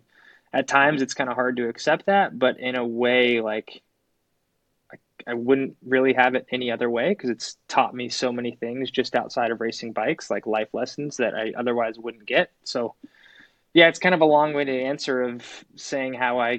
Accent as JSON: {"language": "English", "town": "Phoenix", "region": "Arizona", "country": "United States", "tie": "born or raised there", "said": "Growing up in Phoenix, Arizona, I was really into riding and racing motorcycles."}